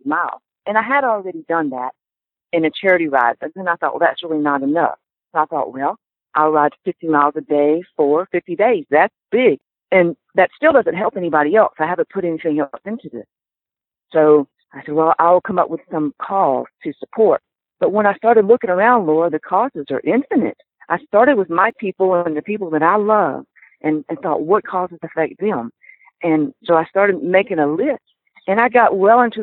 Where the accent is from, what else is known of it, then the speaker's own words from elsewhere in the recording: Pensacola, Florida, United States; I'm from Pensacola, Florida, actually from a tiny little town outside of Pensacola, but I call Pensacola my home